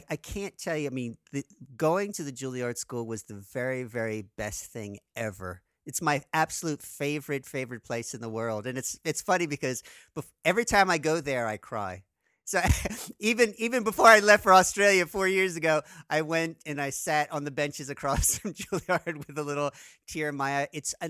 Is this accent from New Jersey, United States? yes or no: yes; Trenton, New Jersey, United States; growing up in Trenton, New Jersey, you know, it's sort of an urban, you know, semi-suburban, urban environment.